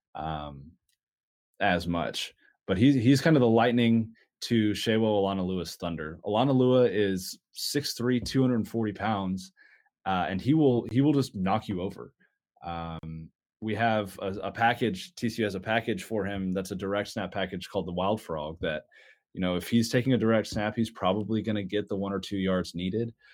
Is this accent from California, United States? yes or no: no; Dallas, Texas, United States; I went home 'cause I'm from Dallas